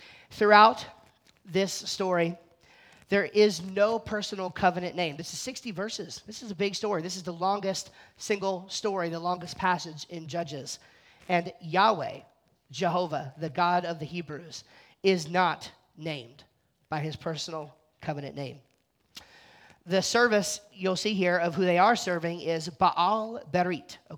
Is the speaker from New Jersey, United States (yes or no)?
yes; New Jersey, United States; I'm from New Jersey.